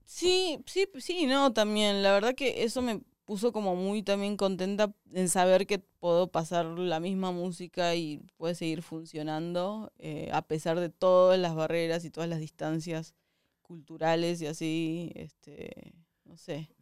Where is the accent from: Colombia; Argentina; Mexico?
Argentina; southern Argentina; moved away; yo soy del sur de Argentina, que es como tipo ya lo, el fin del mundo